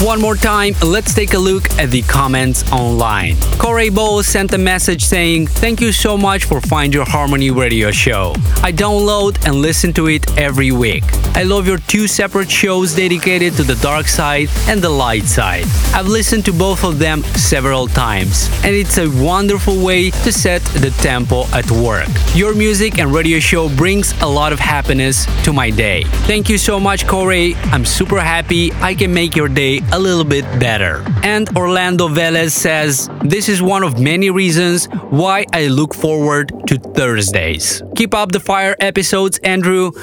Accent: Moldova; my home country of Moldova

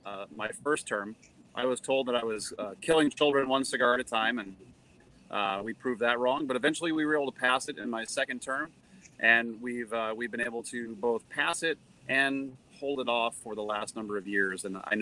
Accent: Waconia, Minnesota, United States; I was the mayor here in my hometown of Waconia, Minnesota.

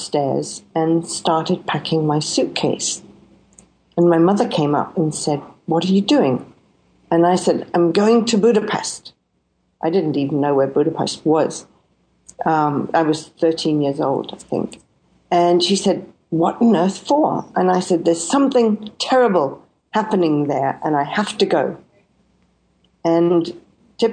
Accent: Scotland, United Kingdom; I was born in Scotland

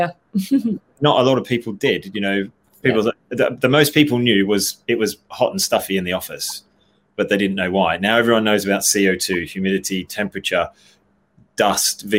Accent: Australia; now in England, United Kingdom; I'm an Aussie

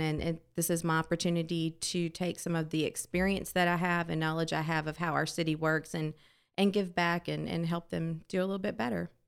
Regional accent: D'Iberville, Mississippi, United States; This is my hometown

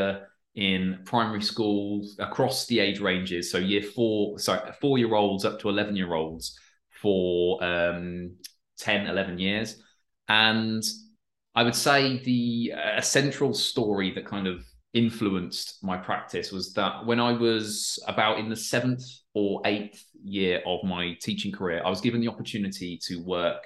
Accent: Peterborough, East of England, United Kingdom; I'm from England, so it would have been it's a school in Peterborough in England, where I'm from

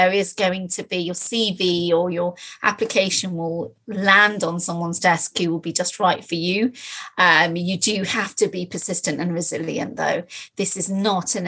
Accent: Nottingham, East Midlands, United Kingdom; also born or lived in London; I was brought up in Nottingham

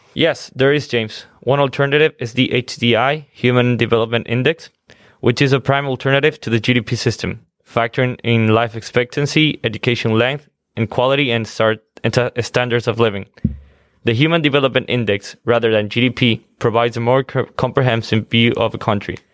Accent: Quito, Pichincha, Ecuador; moved away; I'm from Quito, Ecuador

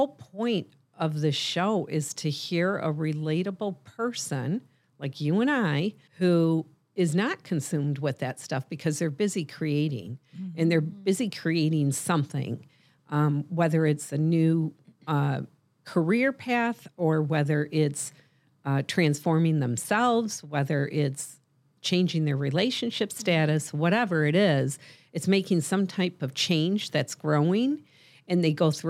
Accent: Michigan, United States

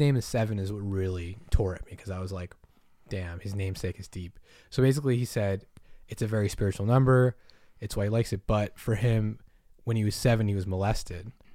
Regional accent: Massachusetts, United States; moved away; I grew up in Massachusetts

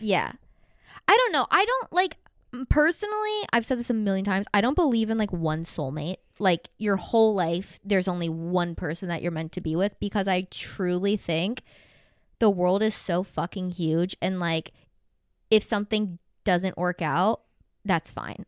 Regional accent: the Bible Belt, the South, United States; I grew up in the literal Bible Belt in, like, mega church.

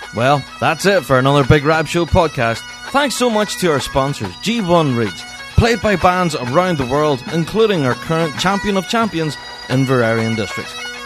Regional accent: Northern Ireland, United Kingdom; I'm from Northern Ireland

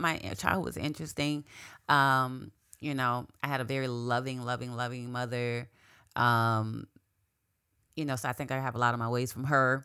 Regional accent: Quincy, Florida, United States; moved away as an adult; also born or lived in Tallahassee, Florida; now in South Florida, United States; I grew up in Quincy, Florida

